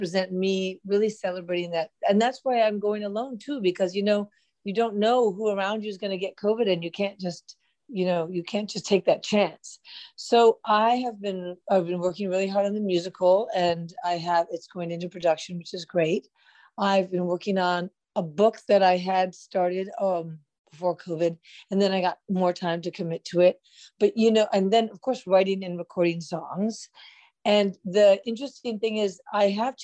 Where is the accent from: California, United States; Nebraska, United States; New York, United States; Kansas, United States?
New York, United States; New York City; I lived in Manhattan, New York City, and there was always a lot of music around